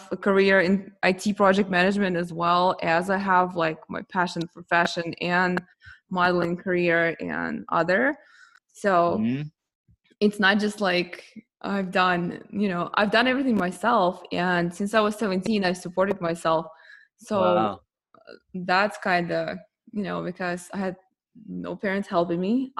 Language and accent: English; Ukraine; now in United States; when we came to US, I'm originally from Ukraine. Yeah, I'm Russian, but I was from Ukraine